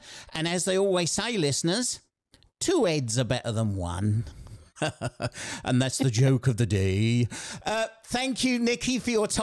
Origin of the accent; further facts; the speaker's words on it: Kent, South East England, United Kingdom; moved away as an adult; also born or lived in Sheffield; I'm a Kent boy. Everybody thinks I'm from South London, but I'm not. I'm from Kent.